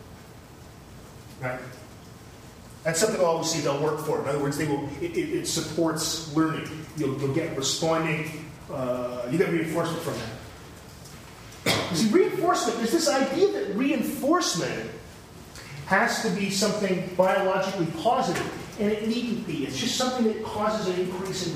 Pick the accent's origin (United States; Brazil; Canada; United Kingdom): Canada; London, Ontario; I grew up in London, and there's a Western Fair, it's a big deal